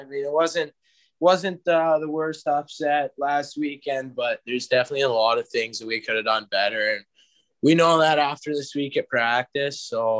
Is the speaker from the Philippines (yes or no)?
no; Kindersley, Saskatchewan, Canada; moved away; also born or lived in Calgary, Alberta; I'm from Kindersley, Saskatchewan, but I've been playing in Calgary for the past few years.